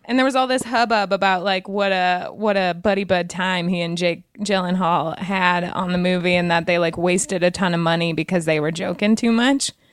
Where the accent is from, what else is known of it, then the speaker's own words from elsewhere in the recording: Wyoming, United States; moved away; also born or lived in Montana; I'm from Wyoming originally